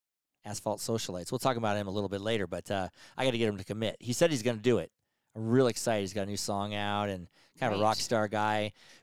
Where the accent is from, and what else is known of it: Incline Village, Nevada, United States; born or raised there